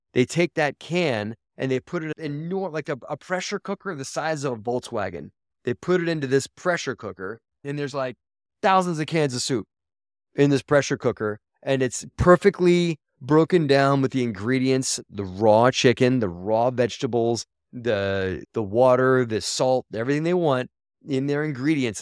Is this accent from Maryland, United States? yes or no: yes; Baltimore, Maryland, United States; I grew up in Baltimore, Maryland, and I went to a magnet school called Baltimore